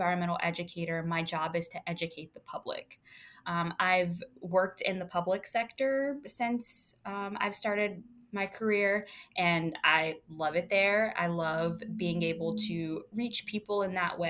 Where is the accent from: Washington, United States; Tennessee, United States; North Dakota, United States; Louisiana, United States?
Louisiana, United States; now in Virginia, United States; I'm originally from Louisiana